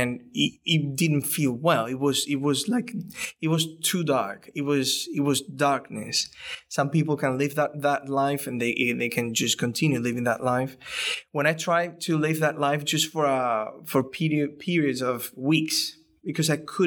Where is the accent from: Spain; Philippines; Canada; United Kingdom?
Spain; moved away; I'm from Spain, the background is very Catholic